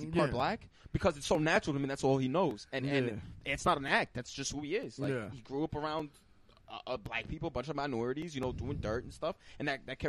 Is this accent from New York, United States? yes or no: yes; New York, United States; oh, from New York.